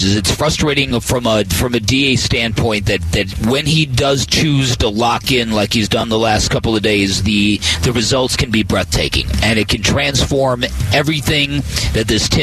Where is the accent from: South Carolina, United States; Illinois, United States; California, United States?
Illinois, United States; Chicago; as a little tiny kid growing up in Chicago